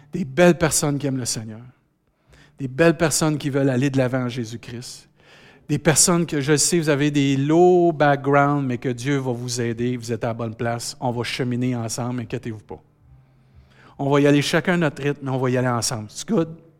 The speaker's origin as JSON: {"language": "French", "town": "Saint-Hyacinthe", "region": "Quebec", "country": "Canada", "accent": "Saint-Hyacinthe", "said": "J'ai encore mon accent Saint-Hyacinthe."}